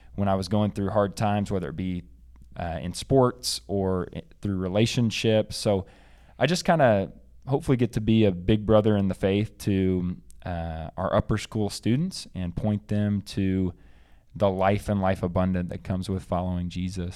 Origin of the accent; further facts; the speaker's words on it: Bentonville, Arkansas, United States; moved away; I am from Arkansas originally, and specifically Bentonville, the home of Walmart